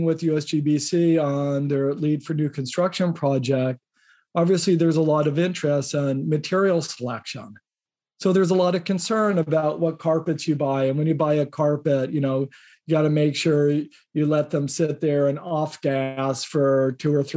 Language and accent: English; Indiana, United States; I grew up in Indiana